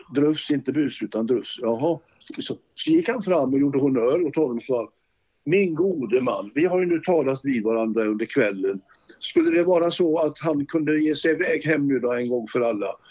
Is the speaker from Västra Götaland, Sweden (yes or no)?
yes; Gothenburg, Västra Götaland, Sweden; moved away as an adult; now in Sala, Sweden; Jag var ju född i Olskroken